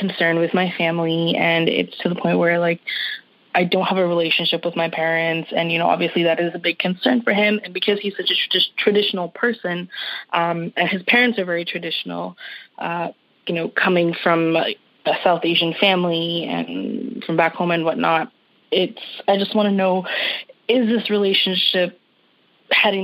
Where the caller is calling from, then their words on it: Toronto, Ontario, Canada; I'm calling from Toronto, Canada